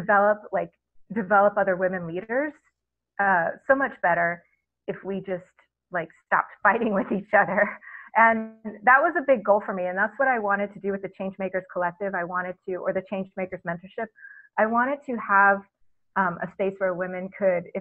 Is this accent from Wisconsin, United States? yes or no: no; Texas, United States; growing up in Texas and I went to an evangelical school.